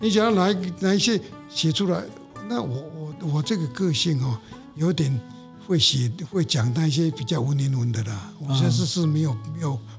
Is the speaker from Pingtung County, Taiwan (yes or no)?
no; Hsinchu, Taiwan; born there; 新竹生就是是是是室内的，室内的，